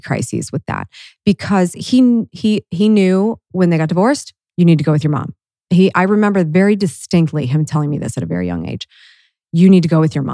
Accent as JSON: {"language": "English", "town": "Worthington", "region": "Ohio", "country": "United States", "tie": "born or raised there", "said": "I grew up in Worthington."}